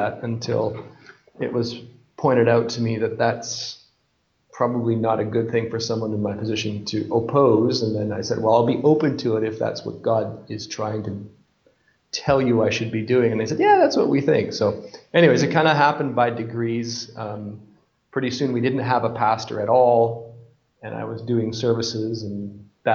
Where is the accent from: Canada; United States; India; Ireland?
Canada; moved away as an adult; also born or lived in Scotland; now in Bolivia; I'm from Canada